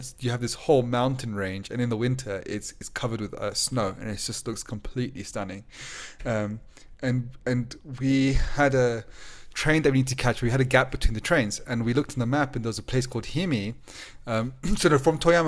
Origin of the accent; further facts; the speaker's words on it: England, United Kingdom; We said England